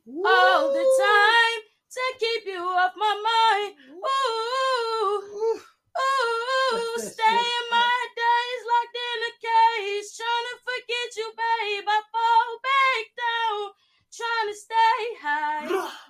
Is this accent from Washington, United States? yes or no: no; Newport News, Virginia, United States; From Newport News. Downtown.